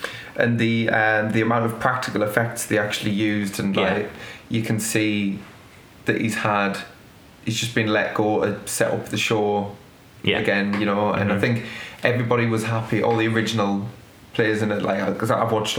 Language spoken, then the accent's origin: English; United Kingdom; you can argue that you're seeing it through Ted Lasso's eyes, even as a British person